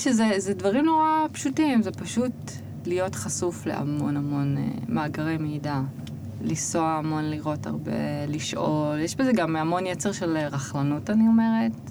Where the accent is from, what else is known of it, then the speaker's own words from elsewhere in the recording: Israel; moved away as an adult; אני מישראל